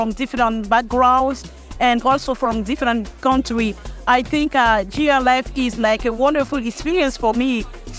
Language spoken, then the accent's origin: English; Côte d’Ivoire; I come from Ivory Coast